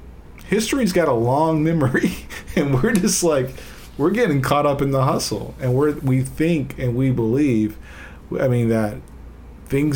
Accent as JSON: {"language": "English", "country": "United States", "said": "I am an American, and I am, like, I acknowledge the fact I'm an American"}